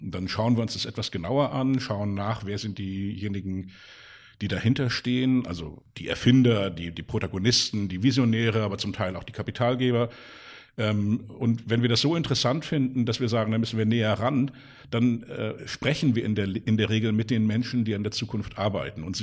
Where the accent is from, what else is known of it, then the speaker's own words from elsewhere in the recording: Hamburg, Germany; Ich bin hier in Hamburg aufgewachsen ähm, mit äh, zwei weiteren Brüdern